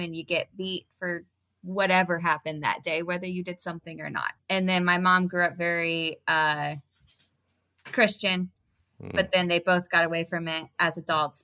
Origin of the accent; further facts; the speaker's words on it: Normal, Illinois, United States; moved away as an adult; also born or lived in Killeen, Texas; now in Tennessee, United States; I grew up in where Illinois State University is. Okay. So that's what I say my hometown is, where Illinois State University is.